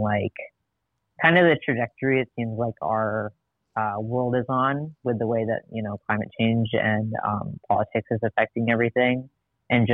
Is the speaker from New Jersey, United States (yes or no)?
no; Madison, Wisconsin, United States; I grew up in Madison, Wisconsin